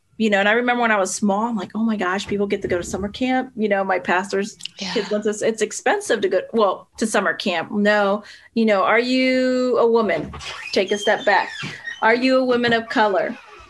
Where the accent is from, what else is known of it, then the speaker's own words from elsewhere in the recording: Pennsylvania, United States; also born or lived in Puerto Rico / California; Yeah, I was born in Puerto Rico. I wasn't there very long, a few years. And then, you know, my dad was in the military. So then we moved California for a little bit, then back to Pennsylvania, where my dad was from.